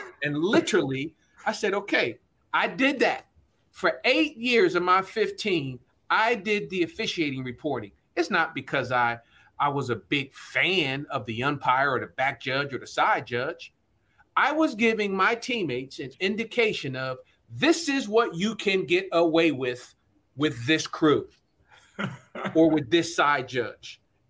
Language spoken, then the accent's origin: English; Trenton, New Jersey, United States; also born or lived in Bucks County; I grew up in Trenton, New Jersey, and in Laura Bucks County, wanting to play for Buddy Ryan.